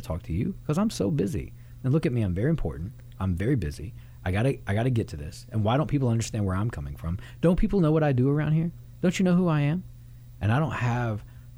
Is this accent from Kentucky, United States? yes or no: yes; Louisville, Kentucky, United States; also born or lived in Miami, Florida; I grew up here off the backside of Churchill Downs in Louisville, Kentucky